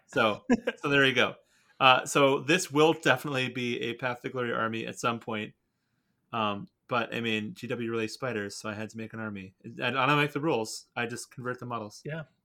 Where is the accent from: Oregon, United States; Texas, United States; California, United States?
Oregon, United States; Portland; I was born out in Portland, Oregon